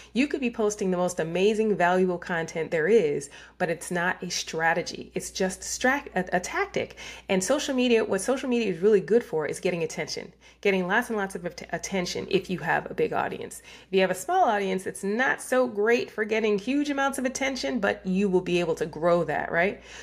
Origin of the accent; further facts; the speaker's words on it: New York, United States; I was raised in New York